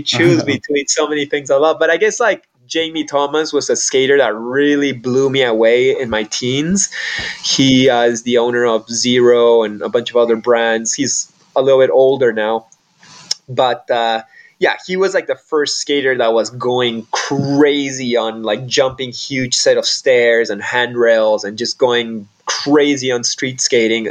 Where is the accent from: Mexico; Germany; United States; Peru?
Peru; growing up in Peru